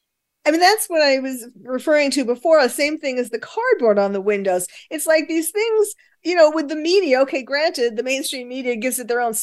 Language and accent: English; New York, United States; now in California, United States; I'm originally born and bred in New York